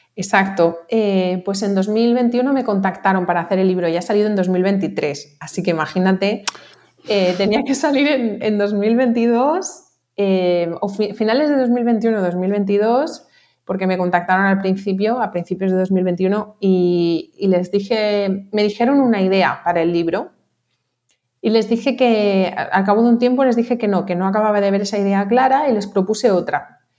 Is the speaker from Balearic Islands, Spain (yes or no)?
yes; Mallorca, Balearic Islands, Spain; also born or lived in Barcelona; yo soy de aquí de Mallorca